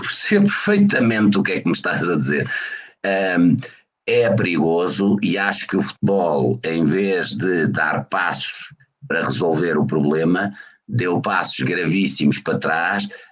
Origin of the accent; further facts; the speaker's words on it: Portugal; enquanto português